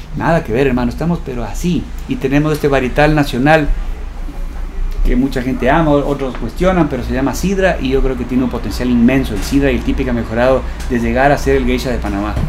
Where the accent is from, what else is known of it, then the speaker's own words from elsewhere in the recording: Ecuador; como ecuatoriano